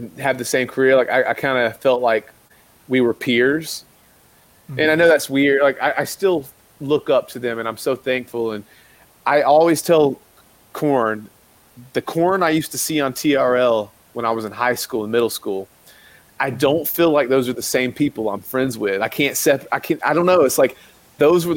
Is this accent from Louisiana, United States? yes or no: no; South Carolina, United States; I grew up in South Carolina. So I grew up around the Bible Belt